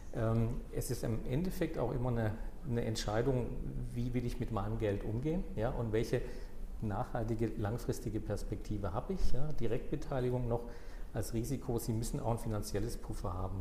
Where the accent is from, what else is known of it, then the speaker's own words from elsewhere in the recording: southwest Germany, Germany; ich komme aus dem Südwesten